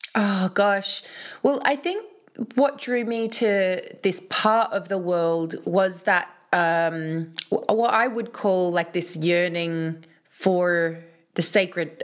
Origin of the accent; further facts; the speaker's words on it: Australia; moved away; also born or lived in London; as a girl growing up in Australia